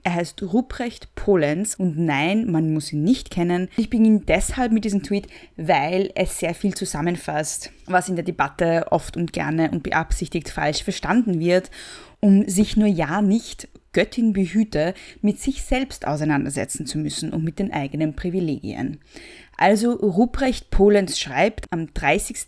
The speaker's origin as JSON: {"language": "German", "country": "Austria", "said": "ich bin Österreicherin"}